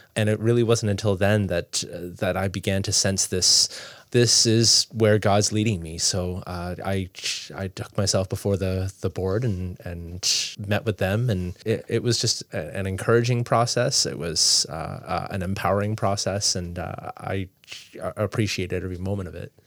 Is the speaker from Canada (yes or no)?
yes; Toronto, Ontario, Canada; moved away as an adult; also born or lived in Nova Scotia; now in Fredericton, Canada; I grew up in Toronto, big city.